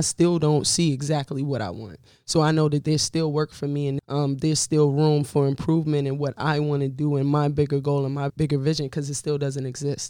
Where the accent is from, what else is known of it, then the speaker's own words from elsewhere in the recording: Largo, Maryland, United States; I was born and raised in Maryland, right outside of D.C., PG County, Largo. Is where I grew up, Kettering. You know, if you're from there, you'll know that. Yeah, I'm very proud to be from Maryland. I love just the richness of the African-American community and the culture.